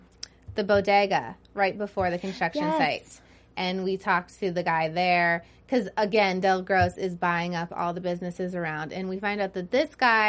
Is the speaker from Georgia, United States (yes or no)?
yes; Georgia, United States; I'm from Georgia.